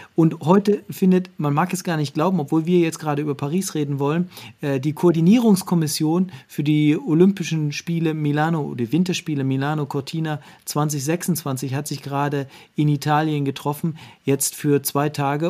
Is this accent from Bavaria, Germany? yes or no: no; Wernigerode, Saxony-Anhalt, Germany; moved away; also born or lived in Cologne; Ich bin in der DDR groß geworden, in Wernigerode.